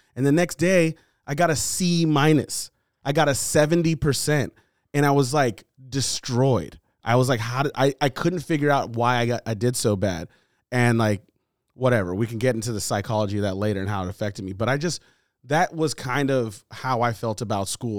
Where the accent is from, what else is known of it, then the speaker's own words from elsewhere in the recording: United States; I was born here.